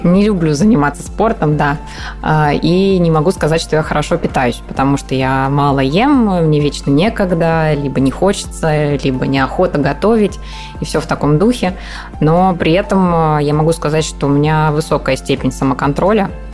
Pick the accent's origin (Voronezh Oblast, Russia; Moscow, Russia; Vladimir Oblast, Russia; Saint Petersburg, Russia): Voronezh Oblast, Russia; Voronezh; moved away; я там сама из Воронежа